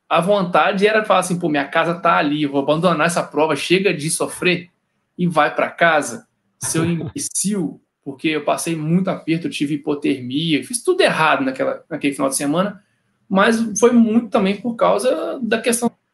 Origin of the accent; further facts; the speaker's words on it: Cataguases, Minas Gerais, Brazil; moved away as an adult; also born or lived in Juiz de Fora; now in Rio de Janeiro, Brazil; Eu sou mineiro lá do interior de Cataguases, mas é a minha segunda passagem aqui no Rio